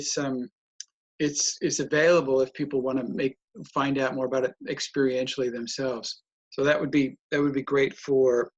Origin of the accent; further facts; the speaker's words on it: United States; accent: American; moved away as an adult; also born or lived in Germany; now in Europe; I moved out of America in 1995. I was born there, but I moved out in 95 to Europe